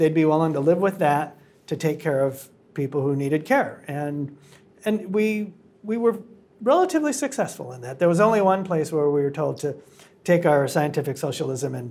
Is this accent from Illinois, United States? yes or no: no; Detroit, Michigan, United States; now in Seattle, United States; I grew up in Detroit.